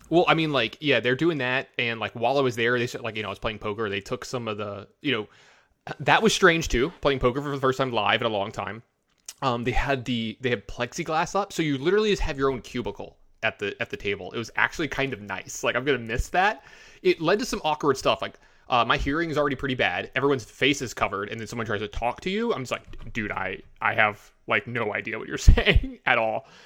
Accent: the South, United States; also born or lived in Las Vegas, Nevada; I'm from the South

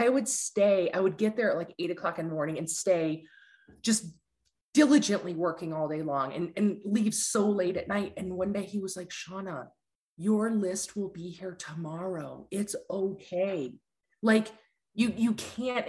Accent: Ann Arbor, Michigan, United States; also born or lived in Detroit; I grew up in Ann Arbor

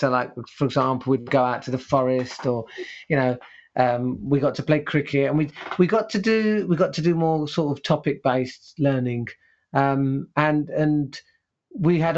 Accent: London, United Kingdom; English is a second language; I was brought up in East Ham, which is in East London

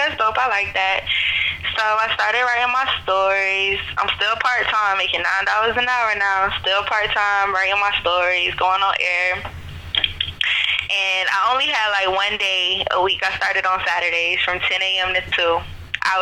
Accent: Jacksonville, Florida, United States; I am from Jacksonville, I moved away in 2006 and I didn't come back till 2013

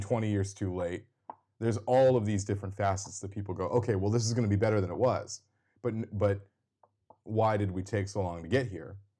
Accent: Seattle, Washington, United States; we're both from Seattle, greater Seattle area

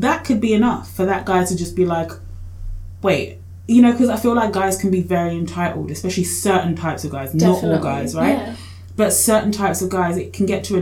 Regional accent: Australia; also born or lived in Kenya; I grew up mostly here, but I was born in Kenya. So I spent a few years when I was a kid in Kenya

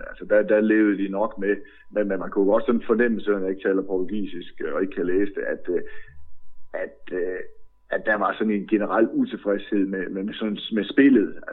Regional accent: Southern Jutland, Southern Denmark, Denmark; jeg har jeg vokset op i Sønderjylland, så jeg har altid set meget fodbold tysk tv

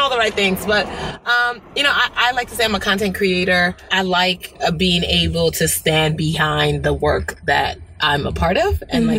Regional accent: United States; also born or lived in Port Harcourt, Nigeria; we immigrated to America when I was 6 years old

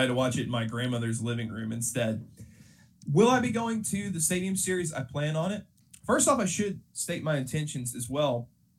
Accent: Memphis, Tennessee, United States; I'm a Memphis guy. That's where I grew up in the Memphis area originally.

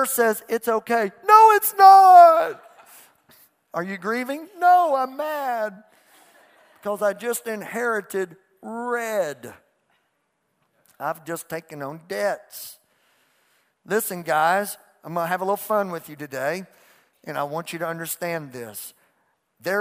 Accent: United States; I'm an American

